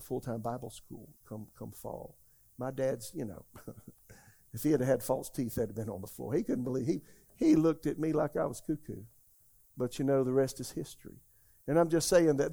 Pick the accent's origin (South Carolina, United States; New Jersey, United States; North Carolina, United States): South Carolina, United States; Florence; my hometown, Florence, South Carolina